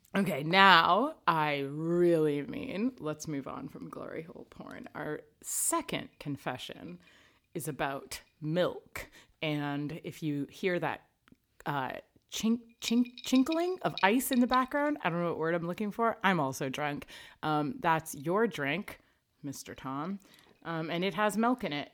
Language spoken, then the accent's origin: English; Canada; I'm Canadian